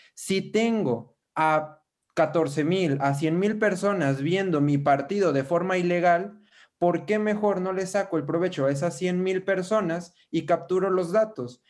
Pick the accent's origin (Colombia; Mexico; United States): Mexico; Yo soy de México